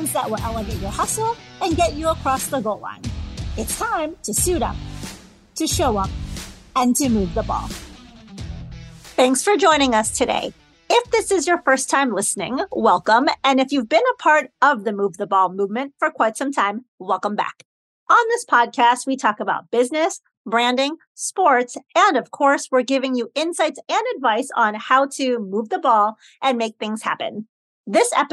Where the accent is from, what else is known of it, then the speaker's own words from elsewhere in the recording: Chicago, Illinois, United States; I'm from Chicago